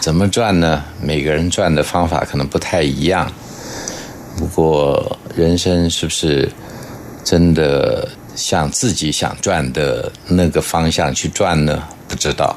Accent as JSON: {"language": "Chinese", "town": "Guanxi", "region": "Hsinchu County", "country": "Taiwan", "tie": "born or raised there", "said": "我小时候是住在新竹的关系哦"}